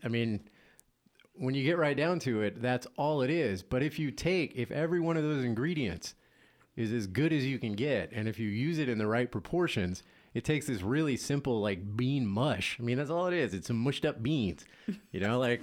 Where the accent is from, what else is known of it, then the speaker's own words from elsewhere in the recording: Louisiana, United States; moved away; I'm originally from Louisiana